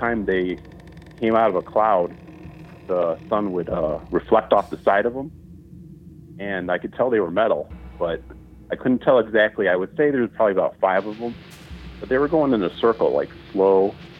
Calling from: Utah, United States; from Utah.

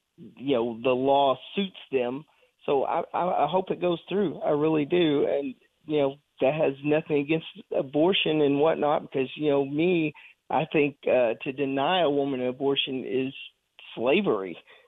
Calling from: Florence, United States; It's … in Florence.

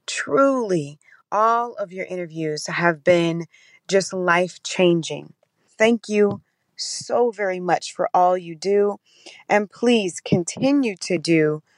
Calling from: St. Louis, Missouri, United States; I'm calling in from St. Louis.

